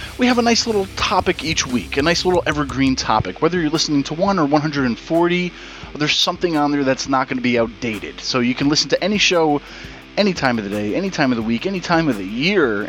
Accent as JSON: {"language": "English", "region": "Northeast", "country": "United States", "said": "We're from the Northeast"}